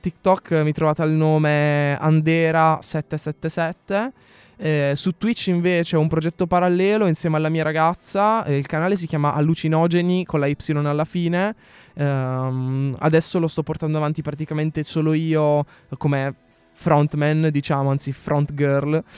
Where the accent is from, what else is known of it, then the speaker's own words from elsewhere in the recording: Apulia, Italy; moved away; also born or lived in Milan; io sono pugliese, che sono in Puglia